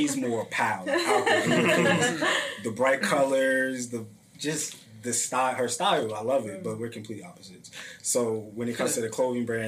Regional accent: Northern New Jersey, United States; I grew up, born and raised in Northern Jersey.

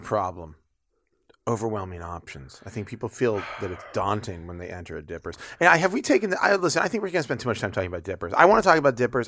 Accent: United States; I'm an American

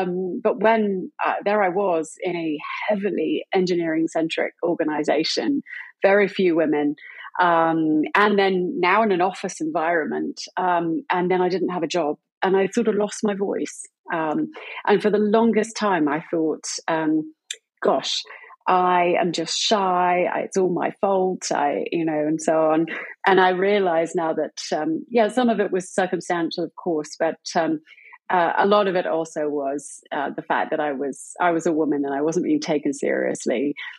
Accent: United Kingdom; accent: British; I'm British, if you haven't gathered that from my accent yet. It does waver a little bit.

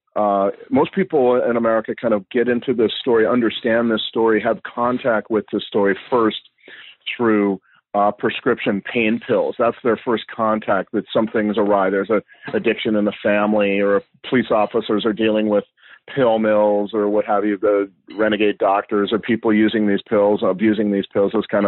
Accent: California, United States; also born or lived in Mexico; I grew up in California, went to UC Berkeley

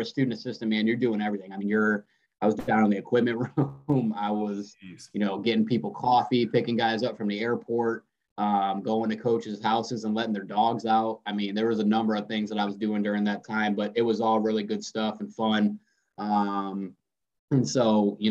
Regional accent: near Bowling Green, Ohio, United States; also born or lived in Rochester, Michigan; went to Bowling Green State University, transferred there, and which is about 20 minutes from my hometown

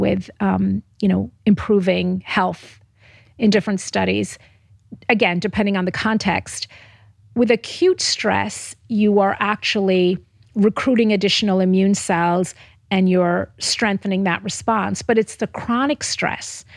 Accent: Jamaica; moved away; Where I'm from Jamaica originally

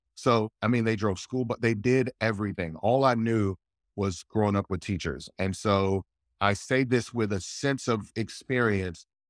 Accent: north of Houston, East Texas, United States; I grew up in Texas, I grew up in East Texas, right north of Houston

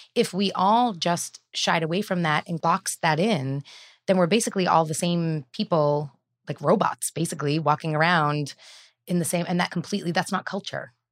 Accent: Bellingham, Massachusetts, United States; I grew up in Bellingham, Massachusetts

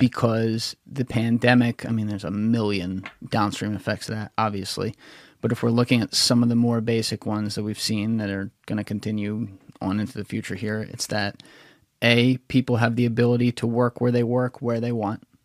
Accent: New Jersey, United States; also born or lived in Philadelphia / New York; I grew up in South Jersey

